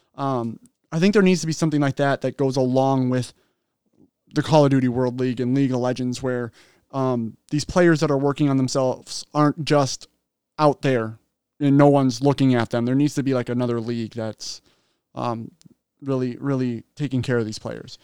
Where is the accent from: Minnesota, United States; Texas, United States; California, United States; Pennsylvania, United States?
Minnesota, United States; Minnesota, like, that's our hometown